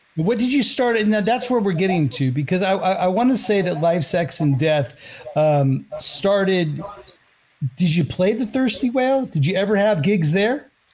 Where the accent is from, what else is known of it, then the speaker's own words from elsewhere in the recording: Pleasanton, California, United States; I'm originally from the Bay Area, from like outside San Francisco, Pleasanton, California.